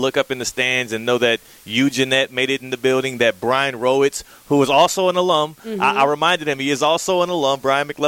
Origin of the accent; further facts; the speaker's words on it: Houston, Texas, United States; now in West Palm Beach, United States; the city that, again, made me. Houston, Texas